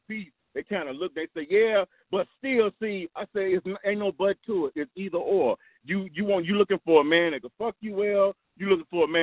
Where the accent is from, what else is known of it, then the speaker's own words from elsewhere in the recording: Chicago, Illinois, United States; I'm from Chicago